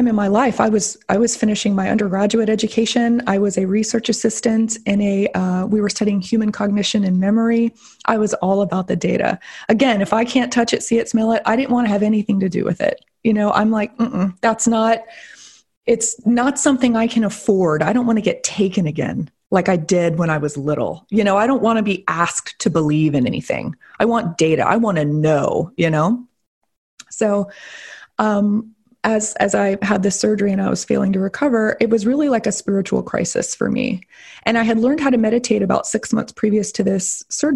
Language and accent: English; the South, United States; I was raised here in the South. I live in Florida